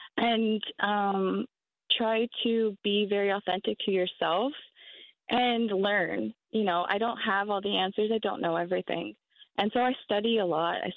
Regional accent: Tacoma, Washington, United States; I grew up in Tacoma, Washington, in my whole life.

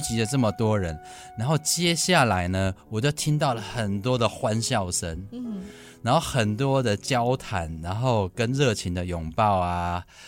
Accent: Hsinchu, Hsinchu City, Taiwan; 我们家生了四个孩子， 在清大的小小的宿舍都挤在那个小小的空间里头

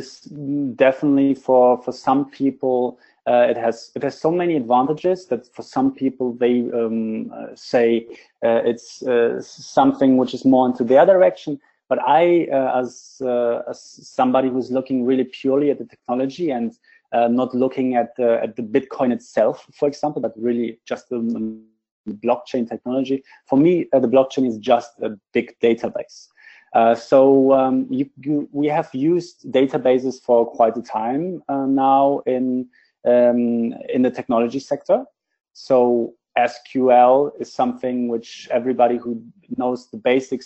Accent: Berlin, Germany; I'm from Berlin, so we are located in Berlin, in Germany

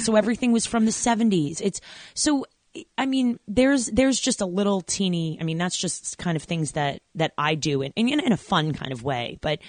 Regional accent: New York, United States; And I grew up in New York, so, you know, diversity central

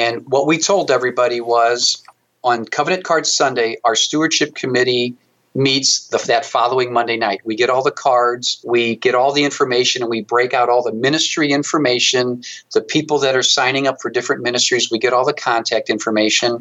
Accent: St. Louis, Missouri, United States; I was fortunate as heck to work for the brewery

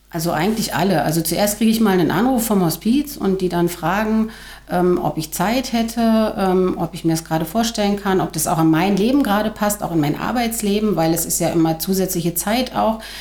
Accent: Tangerhütte, Saxony-Anhalt, Germany; Ich bin aus Tangerhütte, 48 Jahre alt, leite in Tangerhütte einen Jugendclub

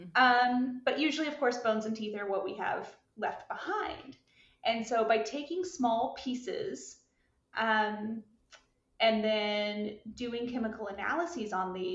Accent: Alabama, United States; moved away; I'm from the States. I'm from Alabama originally.

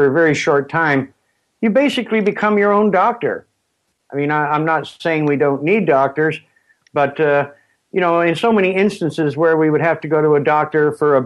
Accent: Springhill, Nova Scotia, Canada; I was born just outside of Spring Hill, Nova Scotia

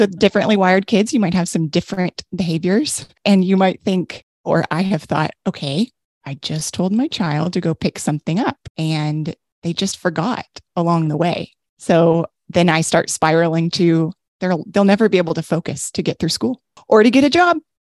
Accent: Texas, United States; I'm from Texas and I say supper

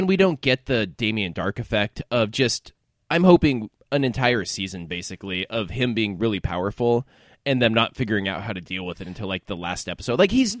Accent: Fresno, California, United States; I'm from Fresno.

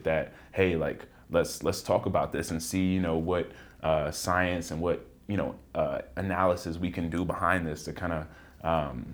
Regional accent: Richmond, Virginia, United States; I'm from Richmond, Virginia. Went to middle school

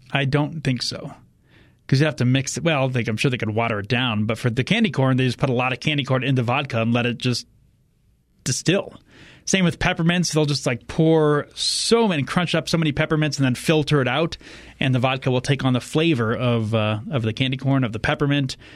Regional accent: Indiana, United States; I'm from Indiana

